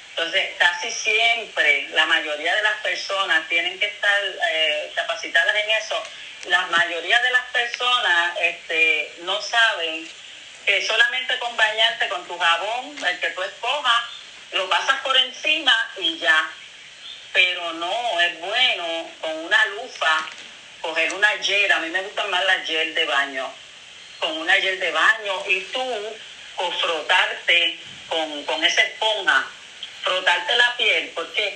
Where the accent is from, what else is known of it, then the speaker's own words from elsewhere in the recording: Carolina, Puerto Rico; moved away as an adult; now in Fajardo, Puerto Rico; De Carolina, yo nací.